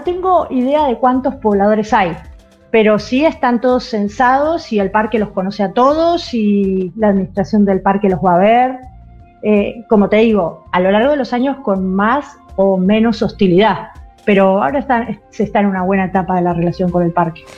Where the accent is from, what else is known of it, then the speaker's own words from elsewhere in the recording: Bariloche, Río Negro, Argentina; also born or lived in Trelew; now in Puerto Madryn, Argentina; Nací entre León, me crié en Bariloche y ah. ahora vivo en Puerto Madrid